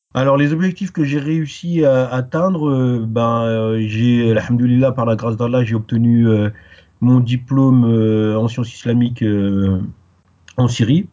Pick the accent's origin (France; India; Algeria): France; Paris, Île-de-France; first language French; also born or lived in Guadeloupe; je suis euh, né euh, à Paris, donc ma langue maternelle c'est le français. je suis originaire de, de, la Guadeloupe, mes deux parents ils sont de, ils sont de la Guadeloupe